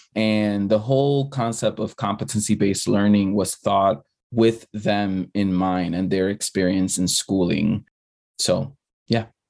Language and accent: English; New York City, New York, United States; English is a second language; growing up as an undocumented student in the Bronx